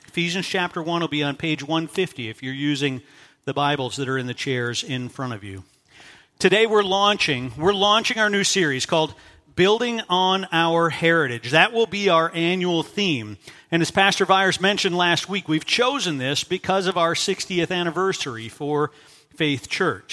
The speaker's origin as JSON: {"language": "English", "region": "Minnesota", "country": "United States", "moved": "yes", "said": "my identity as a Minnesotan"}